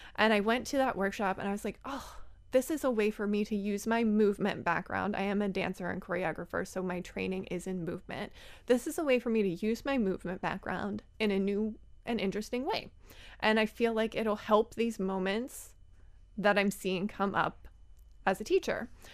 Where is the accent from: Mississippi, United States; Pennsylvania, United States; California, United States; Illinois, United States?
Pennsylvania, United States; Philadelphia; I'm from Philly